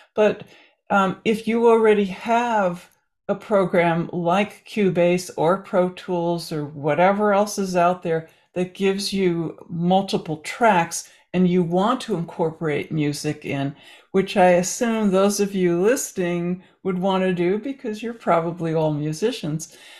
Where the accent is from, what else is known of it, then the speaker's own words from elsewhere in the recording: New Jersey, United States; we were growing up in New Jersey